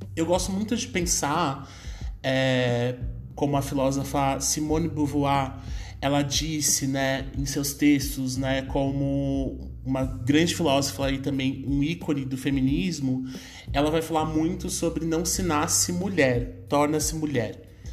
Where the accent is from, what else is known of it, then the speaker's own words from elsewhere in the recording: Brazil; a minha família, em especial, teve uma ascensão econômica dentro da periferia e se manteve na periferia até hoje, né? Hoje eu, eu me mudei da Zona Leste, hoje eu moro numa região mais central aqui da cidade